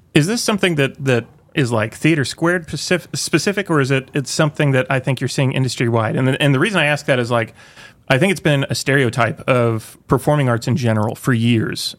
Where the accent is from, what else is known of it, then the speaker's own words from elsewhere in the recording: Tulsa, Oklahoma, United States; now in Northwest Arkansas, United States; I grew up in Tulsa, Oklahoma